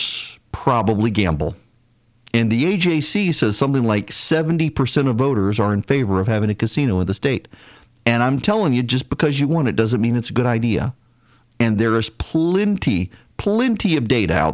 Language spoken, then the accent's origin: English; Louisiana, United States; now in Georgia, United States; I'm from Louisiana